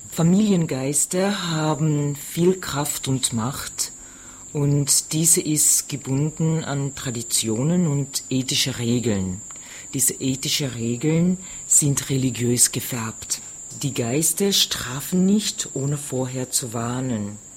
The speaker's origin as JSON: {"language": "German", "town": "Paramaribo", "region": "Paramaribo District", "country": "Suriname", "tie": "born or raised there", "moved": "yes", "lives_now": "Austria", "said": "Ich bin in Surinam geboren, ich in der Hauptstadt Paramaribo. Ich lebe schon seit 24 Jahren in Österreich"}